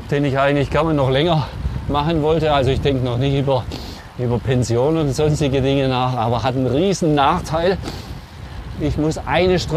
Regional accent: Germany; Vielleicht sind wir Deutsche da ein bisschen hypervorsichtig.

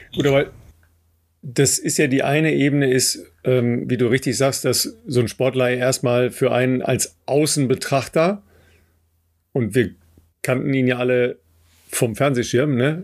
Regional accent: Germany; wir als Deutsche

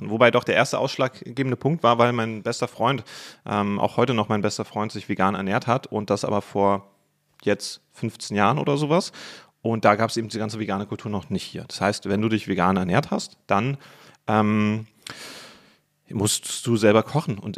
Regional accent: Berlin, Germany; sage, ich bin Berliner, sind die Leute so, ja, aber von wo bist du hergezogen?

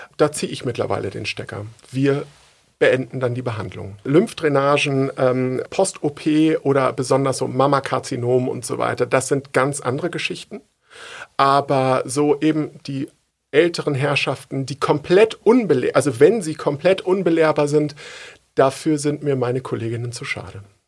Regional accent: Uelzen, Lower Saxony, Germany; ich komme aus Uelzen

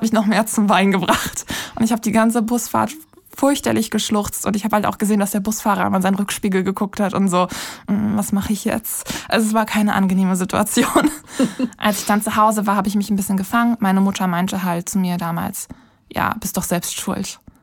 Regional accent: Berlin, Germany; in meiner Heimatstadt, also in Berlin

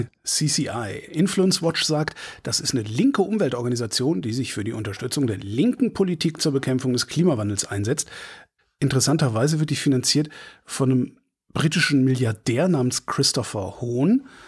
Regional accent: near Frechen, North Rhine-Westphalia, Germany; Frechen, weil das ist da in der Nähe von wo ich groß geworden bin

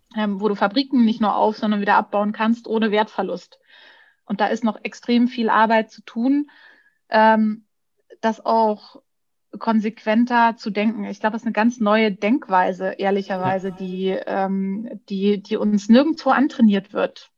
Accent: Bavaria, Germany; ich bin äh, ich bin Bayerin

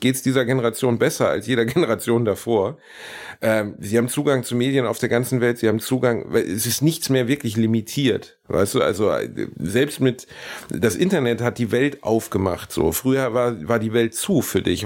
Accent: Gelsenkirchen, North Rhine-Westphalia, Germany; ich bin in meiner Heimatstadt Gelsenkirchen

